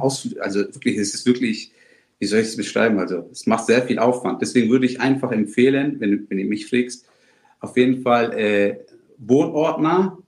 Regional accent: Germany; selbstverständlich sind wir inzwischen in Deutschland beide geboren und aufgewachsen

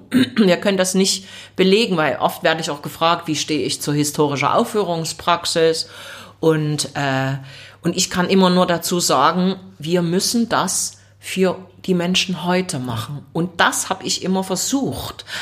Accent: Leipzig, Saxony, Germany; ich bin dort auch aufgewachsen im Leipziger Osten

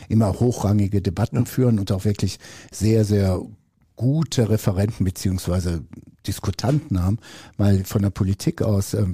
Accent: North Rhine-Westphalia, Germany; also born or lived in Brazil; now in Ravensburg, Germany; Einmal, ich bin ja auch zugereist Geschwister. Äh, ich bin aus dem Ruhrgebiet oder aus Brasilien, je nachdem, wie man sehen möchte. Ähm, ich komme also nach Ravensburg, Oberschwaben und so weiter

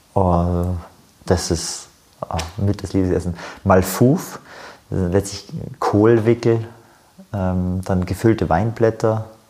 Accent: Germany; also born or lived in West Bank; wird man als Deutscher wahrgenommen

